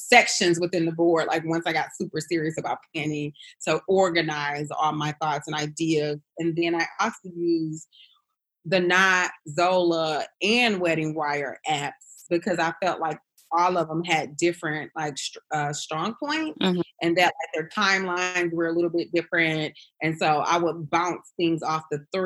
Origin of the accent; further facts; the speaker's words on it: Flint, Michigan, United States; now in Atlanta, United States; we're both from Flint, Michigan